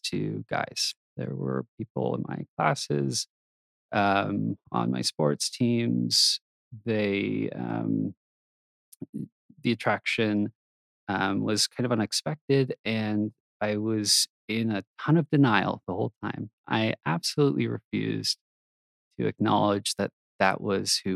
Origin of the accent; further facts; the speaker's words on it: Texas, United States; moved away as an adult; now in Utah, United States; I grew up in Texas, pretty normal kid